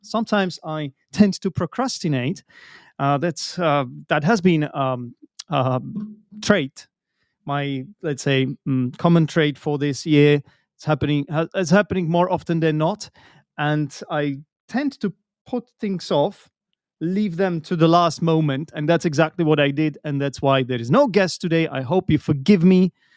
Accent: Czechia; English is a second language; I'm an English teacher from the Czech Republic

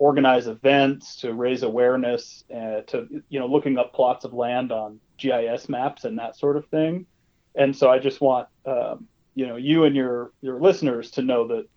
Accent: Rapid City, South Dakota, United States; I grew up in Rapid City

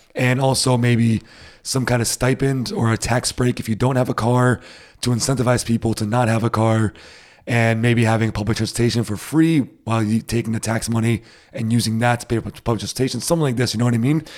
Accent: Rhode Island, United States; now in Berlin, Germany; I'm from Rhode Island

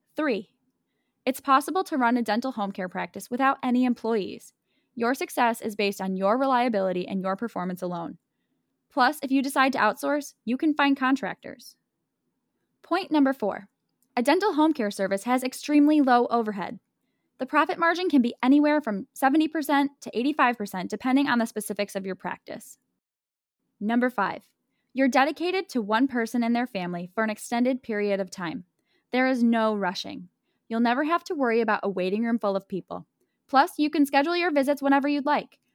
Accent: Buffalo, New York, United States; my hometown of Buffalo, New York

